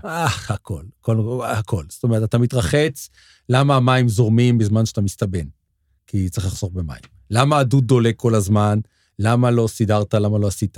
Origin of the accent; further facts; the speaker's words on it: Petah Tikva, Central District, Israel; גדלנו, גדלנו בפתח תקווה